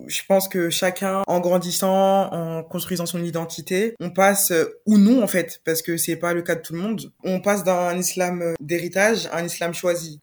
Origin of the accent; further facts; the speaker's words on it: France; j'ai grandi en France